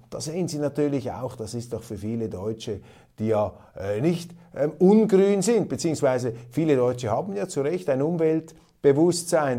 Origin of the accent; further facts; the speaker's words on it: Switzerland; Als Schweizer